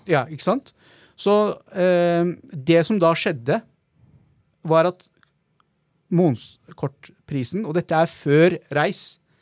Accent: Oslo, Norway; also born or lived in Bahrain / Klemetsrud, Oslo / Prinsdal, Oslo; så flytta vi til Holmlia eh, når jeg var ca. fem år gammel

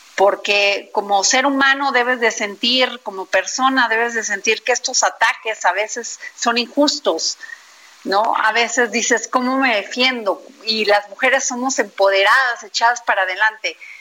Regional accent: Veracruz, Mexico; mi pueblo, Veracruz

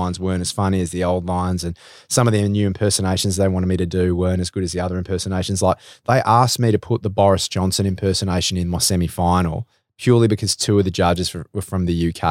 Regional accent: Melbourne, Victoria, Australia; I'm from Melbourne

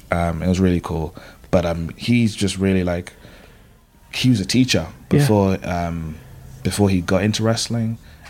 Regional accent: London, United Kingdom; I was growing up in Old Street, it's like a bus away from Bethnal Green.

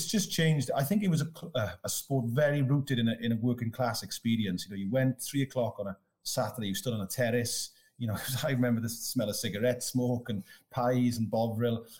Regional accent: Wales, United Kingdom; moved away; Very proud to come from there

